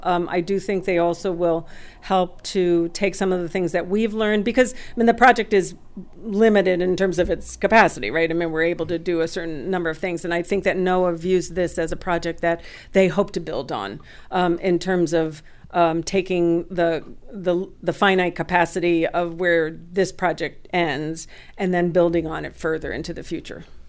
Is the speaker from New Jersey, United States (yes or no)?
yes; West New York, New Jersey, United States; I grew up in West New York, New Jersey, which is in Hudson County